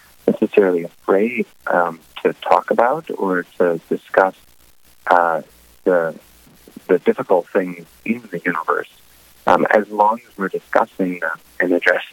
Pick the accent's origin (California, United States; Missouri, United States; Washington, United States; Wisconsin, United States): Wisconsin, United States; moved away as an adult; also born or lived in New York City; now in North Dakota, United States; I grew up in Wisconsin, the eldest of six kids